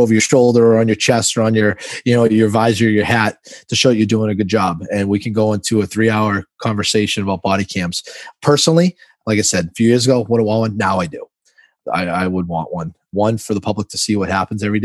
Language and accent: English; Lawrence, Massachusetts, United States; I'm born and raised in Massachusetts